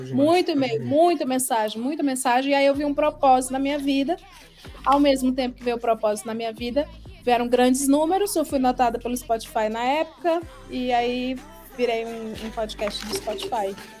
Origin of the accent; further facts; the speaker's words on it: Ceará, Brazil; moved away as an adult; now in São Paulo, Brazil; eu tenho 35 anos, eu sou do Ceará